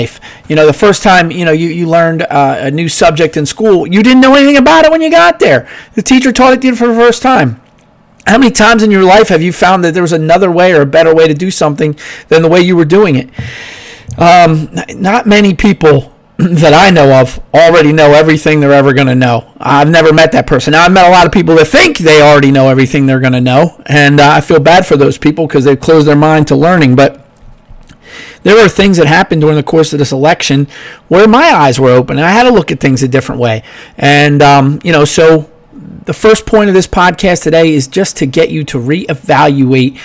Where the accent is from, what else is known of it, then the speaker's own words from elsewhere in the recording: United States; I'm an American first